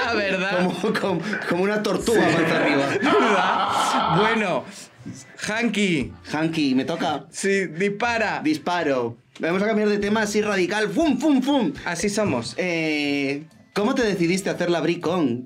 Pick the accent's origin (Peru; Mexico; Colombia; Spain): Spain; soy la primera española